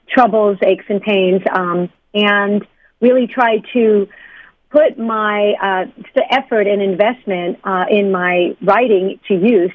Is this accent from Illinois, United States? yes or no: no; New York, United States; moved away; I came from New York, and um, back in when I grew up, uh, first of all, in New York